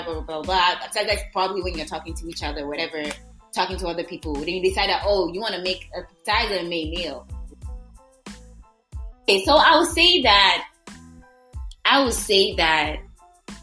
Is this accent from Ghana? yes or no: yes; Ghana; I'm Ghanaian